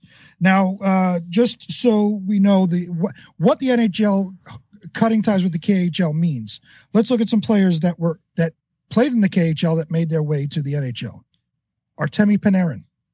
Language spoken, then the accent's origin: English; New York City, New York, United States; I'm from New York